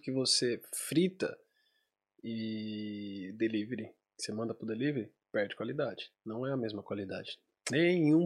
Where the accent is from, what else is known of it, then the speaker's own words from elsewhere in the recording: Brazil; moved away; eu saí do Brasil